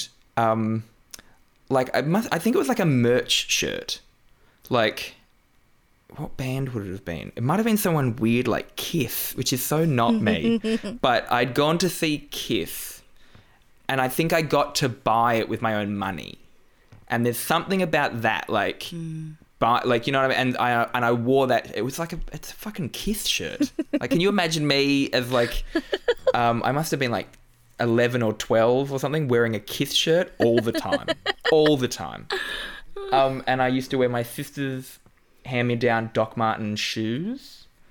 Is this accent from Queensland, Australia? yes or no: no; Newcastle, New South Wales, Australia; moved away; I grew up in Newcastle, which is, like, it's actually pretty similar to the Newcastle of the UK